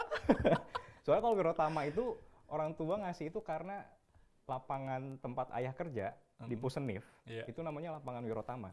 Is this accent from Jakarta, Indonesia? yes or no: no; Bandung, West Java, Indonesia; Lahir di Bandung, tapi hmm. orang tua sebetulnya Jawa